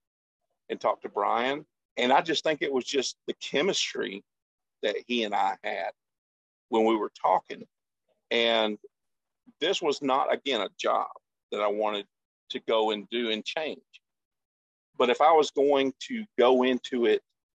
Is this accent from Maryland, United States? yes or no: no; Longview, Texas, United States; I grew up in the Longview, Texas area